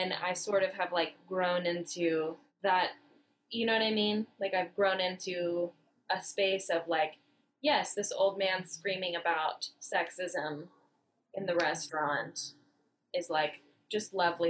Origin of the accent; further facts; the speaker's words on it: Fairfax, California, United States; now in Los Angeles, United States; I am from the bougie part of the Bay. I am from Fairfax, which is a hippie town in the middle of the bougie part of the Bay.